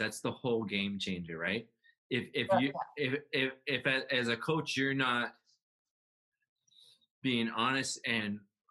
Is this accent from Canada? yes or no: yes; Canada; I'm a Canadian.